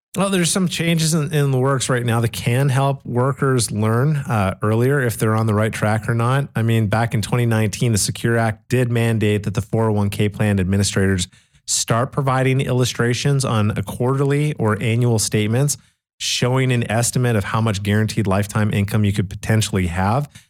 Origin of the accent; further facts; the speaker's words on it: Canada; I grew up in Canada back in nineteen eighty-seven